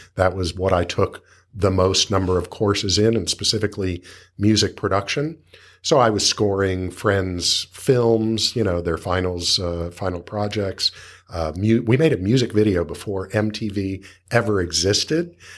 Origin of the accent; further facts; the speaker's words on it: Los Angeles, California, United States; I grew up in Los Angeles